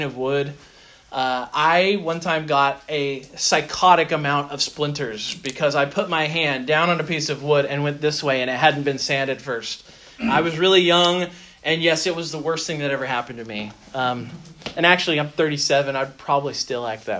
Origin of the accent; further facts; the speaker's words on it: United States; being American